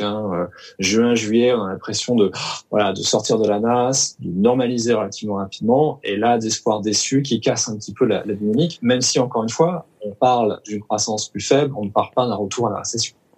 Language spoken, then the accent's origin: French; Lorient, Brittany, France; je suis né à Lorient